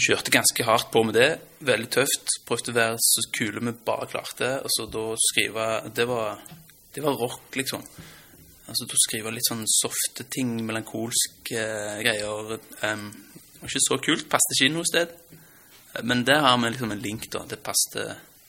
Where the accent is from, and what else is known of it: Stavanger, Rogaland, Norway; born or raised there; accent: Stavanger dialect; also born or lived in Lørenskog